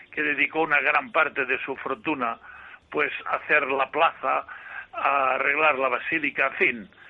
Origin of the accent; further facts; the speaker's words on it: Villarreal, Valencian Community, Spain; moved away; en mi pueblo de Villarreal